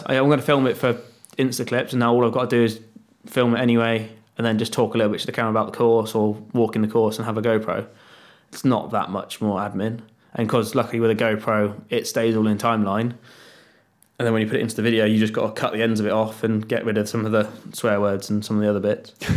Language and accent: English; United Kingdom; I'm just being British